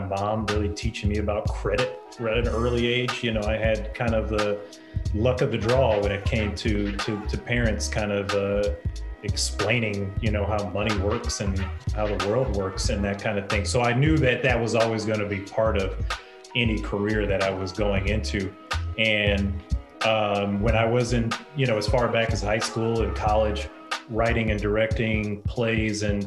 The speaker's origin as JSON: {"language": "English", "town": "Toledo", "region": "Ohio", "country": "United States", "tie": "born or raised there", "also_born_or_lived": "Chicago / New York / Los Angeles", "moved": "as an adult", "said": "I'm originally from Toledo, Ohio. I was born and raised there"}